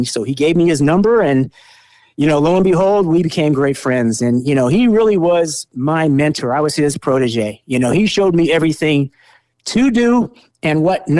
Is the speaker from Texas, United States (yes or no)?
no; California, United States; But, you know, Sears Point was my backyard. I grew up on Sears Point in Laguna Seca, two great tracks.